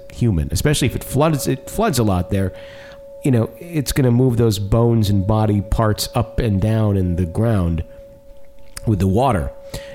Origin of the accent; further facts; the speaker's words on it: Fond du Lac, Wisconsin, United States; moved away; from my hometown. Good old Fond du Lac, Wisconsin